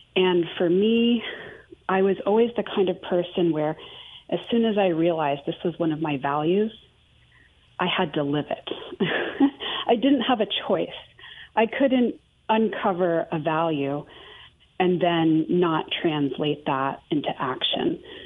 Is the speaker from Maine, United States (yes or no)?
yes; Maine, United States; moved away; also born or lived in Houston / Greenville, South Carolina; grew up fairly poor in Maine, in the middle of nowhere